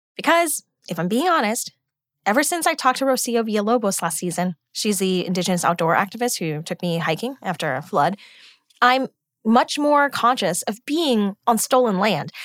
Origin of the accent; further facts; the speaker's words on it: United States; I'm American too. I grew up with air conditioning and microwave popcorn